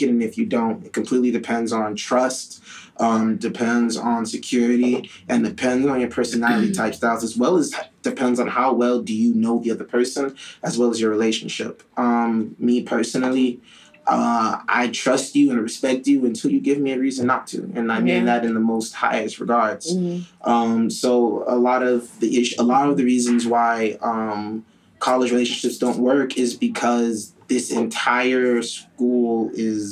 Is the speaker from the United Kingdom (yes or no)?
no; Miami, Florida, United States; also born or lived in Ghana; I was raised in Miami, but I'm from Ghana